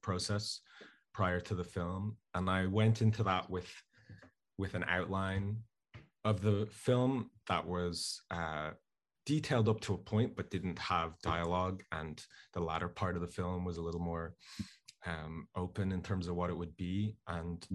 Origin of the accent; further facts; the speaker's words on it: Dublin, Leinster, Ireland; myself and my friends and people I knew growing up in Dublin